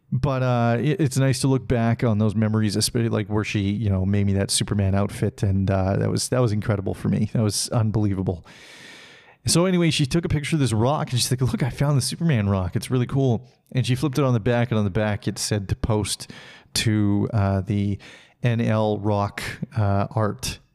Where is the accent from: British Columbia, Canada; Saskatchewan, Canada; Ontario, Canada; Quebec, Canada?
British Columbia, Canada; Salmon Arm; moved away; my hometown of Salmonor, British Columbia